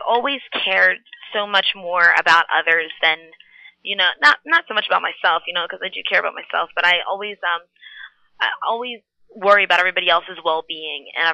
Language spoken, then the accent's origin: English; Philadelphia, Pennsylvania, United States; I was born at Pennsylvania Hospital in West Philadelphia